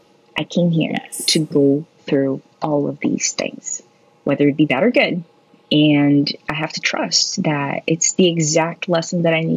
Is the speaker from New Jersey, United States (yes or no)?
yes; New Jersey, United States; born there; I guess we were both born in the Northeast. I was born in New Jersey.